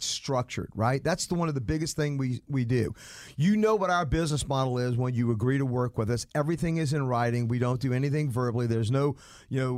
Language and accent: English; New Orleans, Louisiana, United States; now in Atlanta, United States; I'm originally from New Orleans